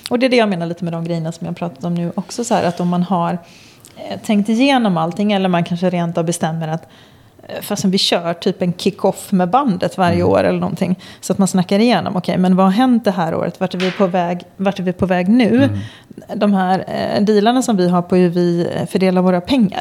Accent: Gothenburg, Västra Götaland, Sweden; jag är från Göteborg

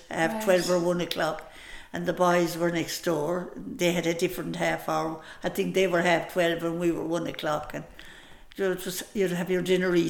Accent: Scariff, Munster, Ireland; moved away as an adult; also born or lived in San Francisco; I was born in Scariff in 1926, October of 26.

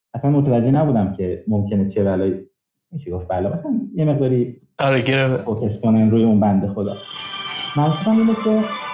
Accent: Mashhad, Razavi Khorasan, Iran; moved away as an adult; now in Canada; اهل مشهدم

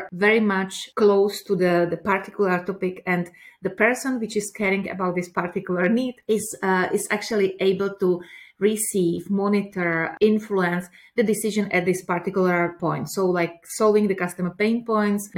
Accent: Prague, Czechia; I'm coming from Czech Republic, from Prague.

